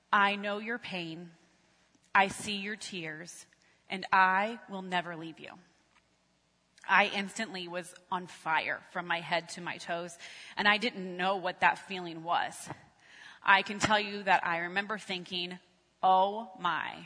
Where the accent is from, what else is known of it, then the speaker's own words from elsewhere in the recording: Galion, Ohio, United States; We were living in my hometown of Galleon, which is about an hour north of here, and I was working in Westerville